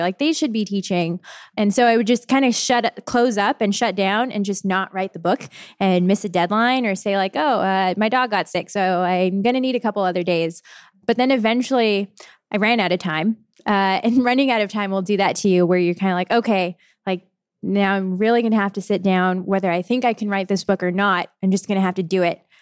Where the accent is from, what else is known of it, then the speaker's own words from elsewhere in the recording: San Jose, California, United States; now in Portland, United States; I'm from San Jose, California. So right in the middle of the Bay Area.